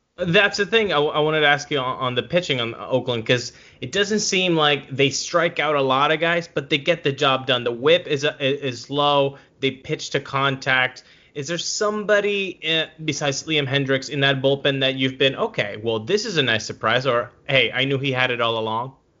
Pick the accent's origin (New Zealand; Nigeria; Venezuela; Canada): Venezuela; I'm from Venezuela